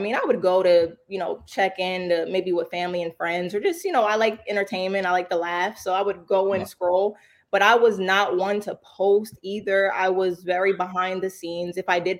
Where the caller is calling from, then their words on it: New Jersey, United States; New Jersey.